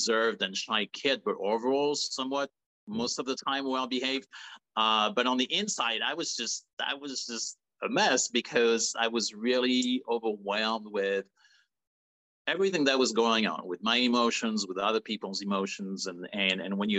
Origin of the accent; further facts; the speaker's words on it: Paris, Île-de-France, France; moved away; I was born and raised in France, in Paris